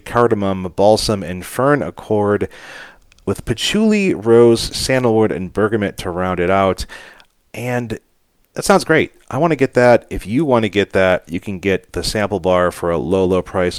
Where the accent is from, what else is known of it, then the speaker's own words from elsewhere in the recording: Cleveland, Ohio, United States; He's a year and a half younger than me, mm-hmm. and we grew up in Cleveland, of course.